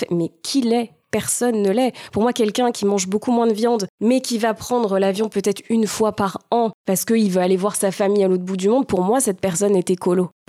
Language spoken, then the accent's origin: French; Val-d'Oise, Paris region, Île-de-France, France; j'ai grandi en région parisienne, dans un petit village euh, dans le Val d'Oise.